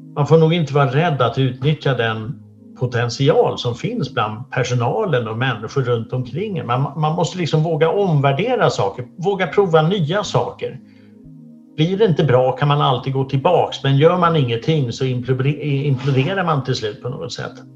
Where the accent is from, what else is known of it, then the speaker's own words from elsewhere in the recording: Sweden; jag föddes här i Sverige 62